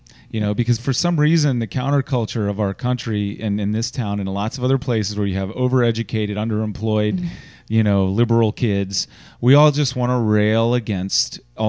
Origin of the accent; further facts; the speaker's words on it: Richmond, Virginia, United States; I am a native, like I grew up on Gray Street in Church Hill